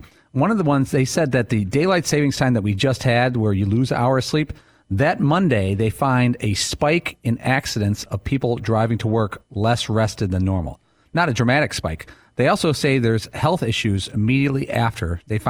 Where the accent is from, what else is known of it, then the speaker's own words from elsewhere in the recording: Midwest, United States; This might be a real dumb question because I'm from the Midwest.